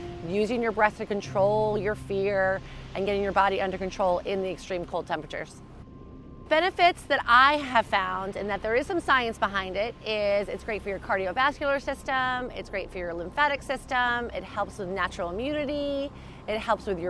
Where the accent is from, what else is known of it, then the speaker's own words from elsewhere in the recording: Narragansett, Rhode Island, United States; also born or lived in South Kingstown, Rhode Island; I'm from South Kingston, Rhode Island, grew up in Narragansett